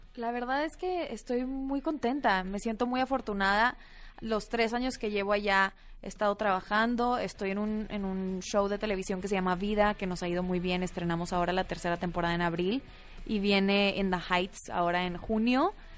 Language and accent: Spanish; Mexico; orgullosa de representar a México en la cinta, porque soy la única mexicana